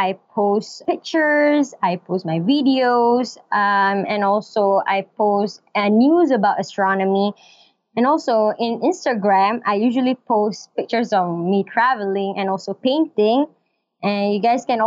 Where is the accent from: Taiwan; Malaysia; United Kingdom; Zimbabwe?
Malaysia; I'm from Malaysia, and I'm a teacher, an English